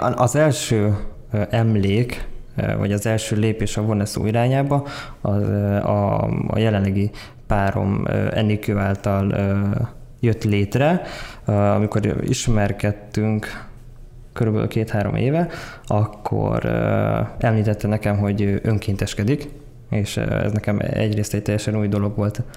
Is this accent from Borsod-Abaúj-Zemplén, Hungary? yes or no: yes; Tokaj, Borsod-Abaúj-Zemplén, Hungary; moved away as an adult; also born or lived in Miskolc; now in Budapest, Hungary; 95-ben születtem Miskolcon, Tokajban nőttem fel